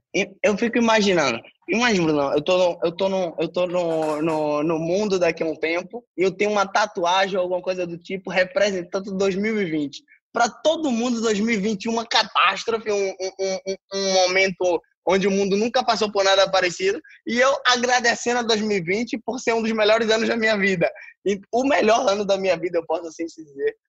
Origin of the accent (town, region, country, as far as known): Brazil; moved away